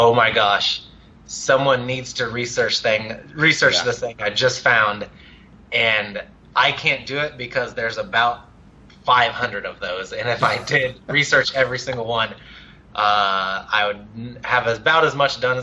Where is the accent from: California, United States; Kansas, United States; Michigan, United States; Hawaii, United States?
Kansas, United States; Dighton; I'm from Dighton's